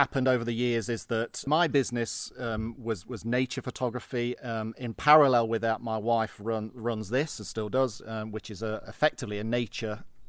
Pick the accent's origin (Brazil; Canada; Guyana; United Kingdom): United Kingdom; Derby, East Midlands; now in Scotland; Well, I grew up in the Midlands. My dad worked on the railway, so we moved around quite a lot.